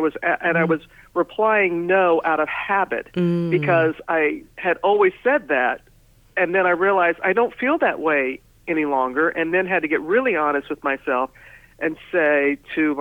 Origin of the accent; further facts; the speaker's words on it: Pass Christian, Mississippi, United States; moved away as an adult; My hometown of Pastor Stan, Mississippi